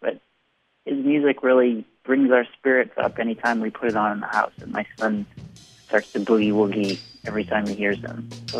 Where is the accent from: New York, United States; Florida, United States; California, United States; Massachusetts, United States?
Massachusetts, United States; Boston; I'm an artist from Boston